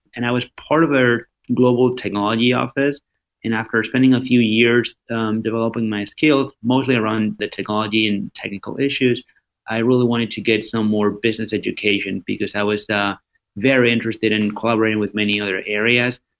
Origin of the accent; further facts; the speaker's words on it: Madrid, Community of Madrid, Spain; moved away; I am originally from Spain, born and raised in in Madrid.